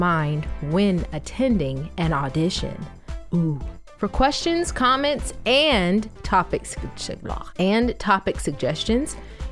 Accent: Atlanta, Georgia, United States; moved away as an adult; also born or lived in Orlando, Florida; I am from Atlanta, Georgia, originally. I lived in Orlando, Florida for 5 years.

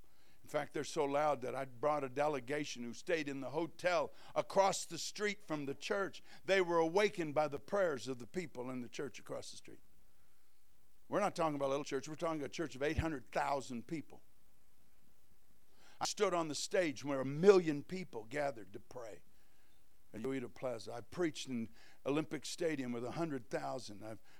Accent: Kolkata, West Bengal, India; born there; I was born in Calcutta, India, where he started two churches there.

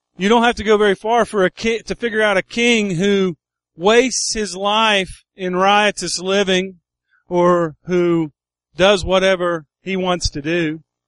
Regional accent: United States; I was born on Buffalo Creek

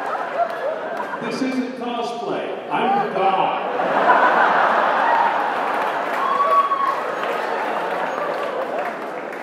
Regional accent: Philadelphia, Pennsylvania, United States; I'm from Philadelphia. I ride the subway.

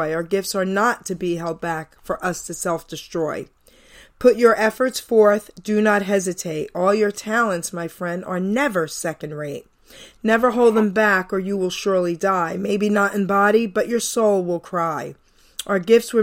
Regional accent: New York City, New York, United States; I was from Long Island City, New York

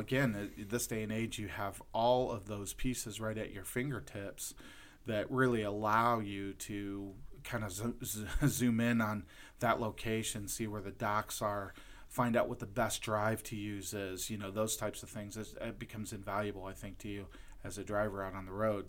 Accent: Lorain, Ohio, United States; I'm originally from Lorain, Ohio

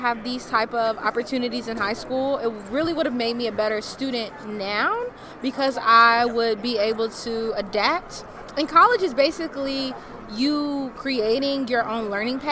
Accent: Louisville, Kentucky, United States; I'm from Louisville, Kentucky

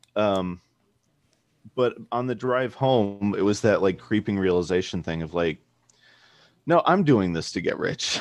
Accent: Chicago, Illinois, United States; moved away as an adult; now in Portland, United States; we were both born and raised in Chicago.

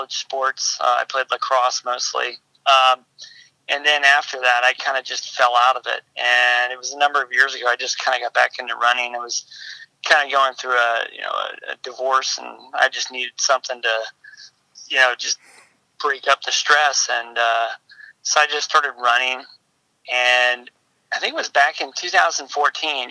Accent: California, United States; now in Charlotte, United States; originally I'm from California, but I eventually migrated east to, I live in Charlotte, North Carolina

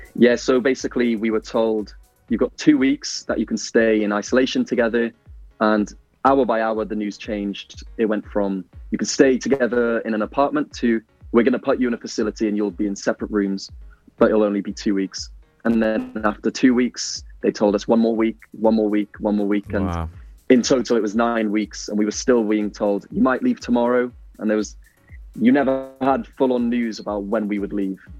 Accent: Pembroke Dock, Wales, United Kingdom; also born or lived in Italy; I'm from Pembroke Dock, and you know, I wanted to be home

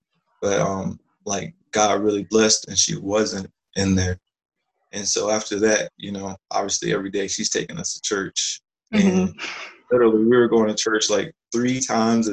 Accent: Live Oak, Florida, United States; I grew up in Live Oak, Florida

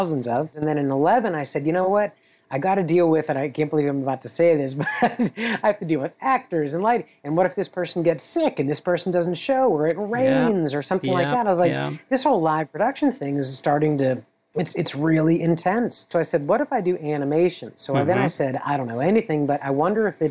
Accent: Pittsburgh, Pennsylvania, United States; a kid growing up in Pittsburgh, Pennsylvania

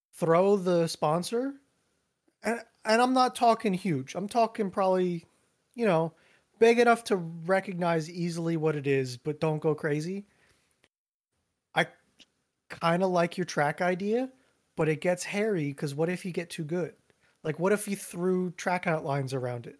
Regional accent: Reading, Pennsylvania, United States; my answer is Reading

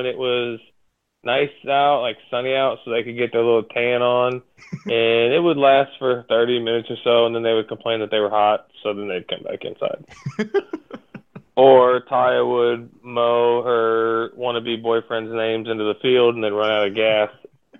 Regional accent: Kentucky, United States; also born or lived in Palm Beach Gardens, Florida; I've lived in Kentucky my whole life.

